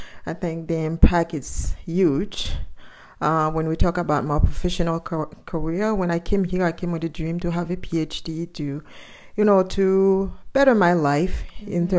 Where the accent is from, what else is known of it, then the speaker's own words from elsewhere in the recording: Haiti; now in Ottawa, Canada; I'm a single mom and I'm from Haiti.